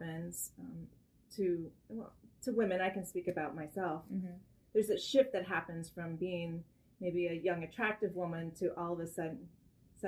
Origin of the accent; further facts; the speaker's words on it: Virginia, United States; I'm from Virginia